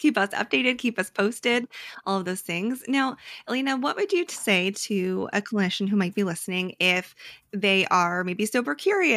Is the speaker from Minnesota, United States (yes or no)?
no; Connecticut, United States; We're from Connecticut